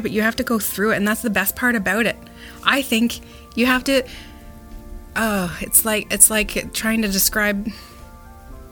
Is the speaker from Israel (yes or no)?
no; Mallorytown, Ontario, Canada; I have great memories growing up in Maury, like with friends in Maurytown